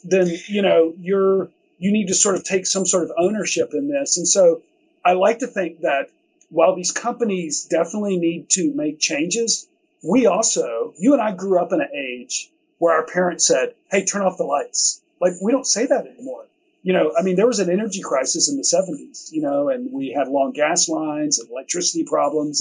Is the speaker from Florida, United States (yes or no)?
no; Chattanooga, Tennessee, United States; also born or lived in Georgia / Bay Area; eventually moved back here to Chattanooga in the late 90s, which is home for me. I grew up here